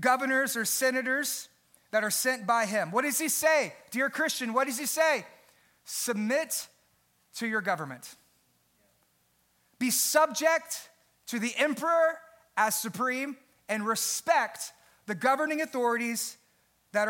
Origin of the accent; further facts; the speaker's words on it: United States; I am so grateful to be an American.